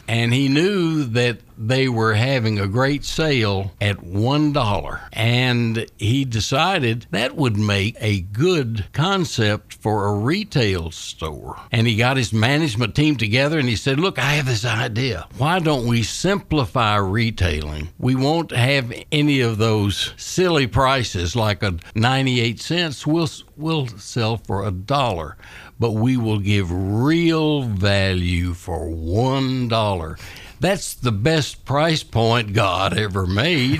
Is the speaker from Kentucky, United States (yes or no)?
yes; Scottsville, Kentucky, United States; I'm from Scottsville, Kentucky originally